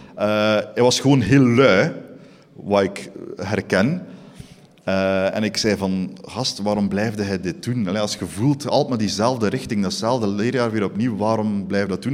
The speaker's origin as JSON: {"language": "Dutch", "town": "Eeklo", "region": "Flanders", "country": "Belgium", "also_born_or_lived": "Ghent", "said": "ik kom origineel van Eeklo"}